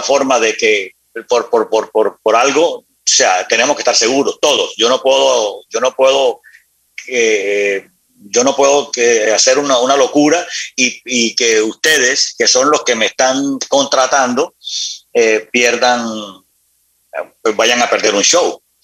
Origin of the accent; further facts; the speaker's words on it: Barranquilla, Atlántico, Colombia; now in Miami, United States; nací en Barranquilla, luego nos trasladamos con mi madre, nos trasladamos a la ciudad de Miami